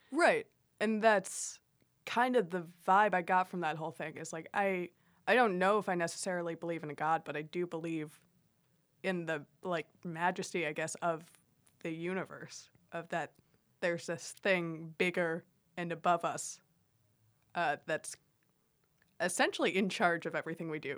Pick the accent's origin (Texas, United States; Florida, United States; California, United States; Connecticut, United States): Florida, United States; Miami; I grew up in Miami